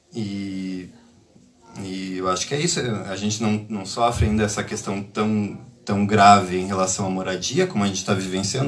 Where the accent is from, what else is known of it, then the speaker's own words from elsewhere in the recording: Brazil; moved away as an adult; now in Lisbon, Portugal; Eu, eu sou do Brasil